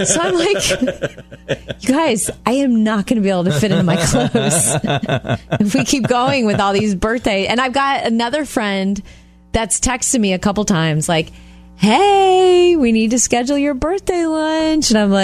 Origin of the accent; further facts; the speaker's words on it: Jupiter, Florida, United States; moved away; when I was home a while back in my hometown of Jupiter, Florida?